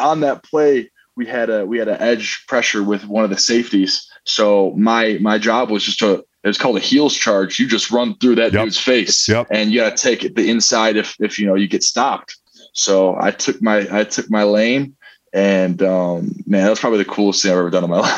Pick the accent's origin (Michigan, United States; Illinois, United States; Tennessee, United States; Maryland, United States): Michigan, United States; I'm from Michigan, born and raised.